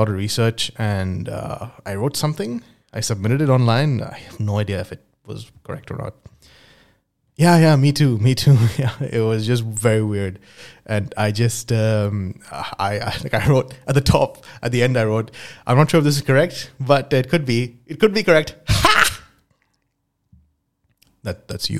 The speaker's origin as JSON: {"language": "English", "region": "Dubai", "country": "United Arab Emirates", "tie": "born or raised there", "also_born_or_lived": "India / United Kingdom", "moved": "as an adult", "said": "I'm originally from India, but I grew up in Dubai"}